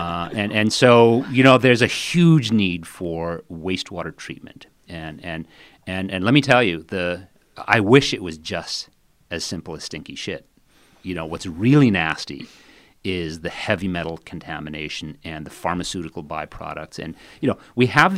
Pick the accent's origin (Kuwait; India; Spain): India; I grew up in India, and I lived for essentially all of my childhood in the foothills of the Himalayan mountains.